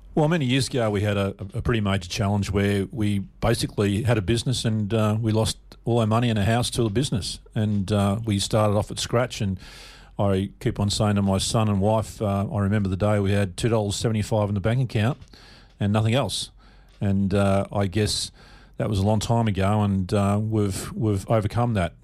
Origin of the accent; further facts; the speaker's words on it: Melbourne, Victoria, Australia; also born or lived in McKinnon; I was born and raised in Caulfield, uh, down back in Melbourne